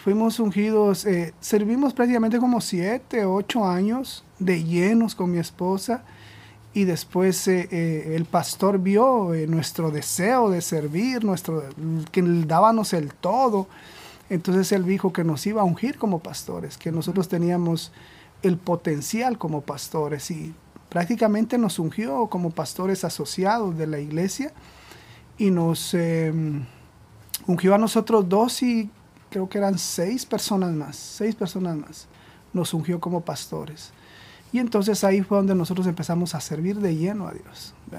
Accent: Guatemala; moved away as an adult; now in Providence, United States; nosotros somos de Guatemala

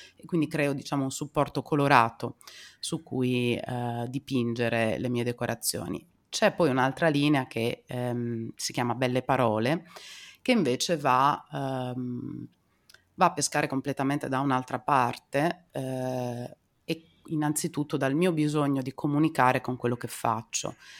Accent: Emilia-Romagna, Italy; io non sono bolognese di origine, diciamo vengo da abbastanza vicino, sono romagnola

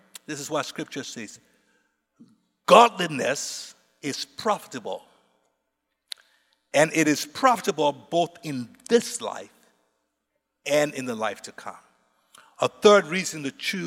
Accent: Liberia; my people, I'm from Liberia

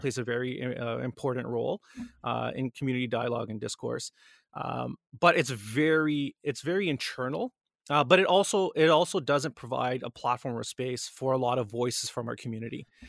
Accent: Canada; Born and raised in Canada

